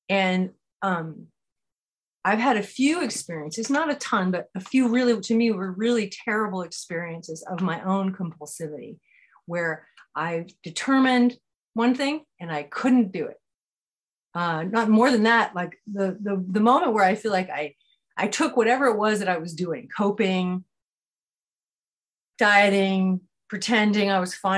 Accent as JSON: {"language": "English", "region": "California", "country": "United States", "tie": "born or raised there", "said": "I grew up in California"}